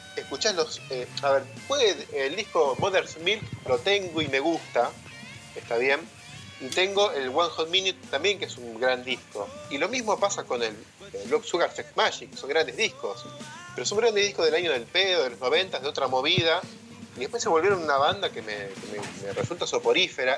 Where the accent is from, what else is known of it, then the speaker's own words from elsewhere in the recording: Buenos Aires, Argentina; accent: porteño; los porteños tenemos el mismo acento